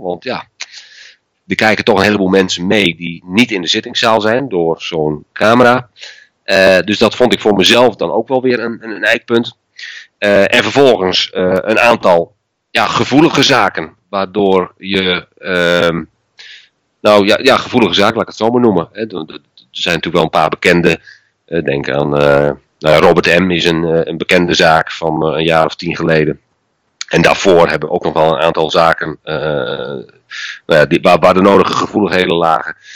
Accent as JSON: {"language": "Dutch", "region": "Friesland", "country": "Netherlands", "tie": "born or raised there", "said": "ik ben geboren en getogen in Friesland"}